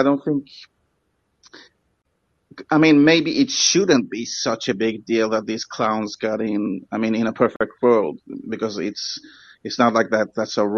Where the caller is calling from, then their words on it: Sweden; first language English; I'm calling from Sweden, English is my first language